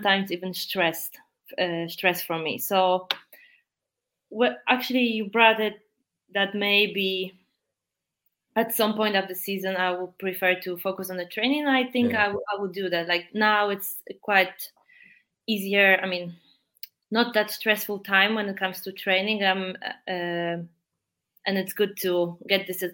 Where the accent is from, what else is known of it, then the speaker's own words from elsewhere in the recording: Poland; accent: Polish; English is a second language; my really strong Polish accent